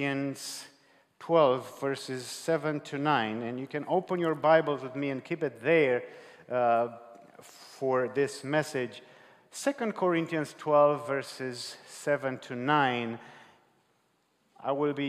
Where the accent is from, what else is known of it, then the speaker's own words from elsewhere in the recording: Romania; moved away; I was brought up in Romania, and we have different cultural upbringing